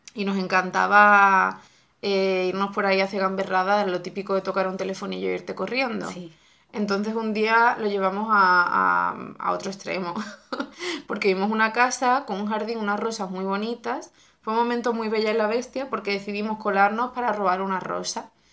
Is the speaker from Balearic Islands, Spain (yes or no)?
no; Benalup-Casas Viejas, Andalusia, Spain; mi infancia fue toda en Benalú en los primeros años